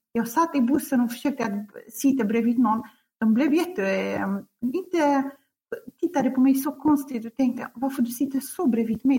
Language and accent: Swedish; Kurdistan Region, Iraq; Swedish is a second language; moved away as an adult; also born or lived in Baghdad, Iraq; now in Sweden; Jag kommer från Kurdistan, Irak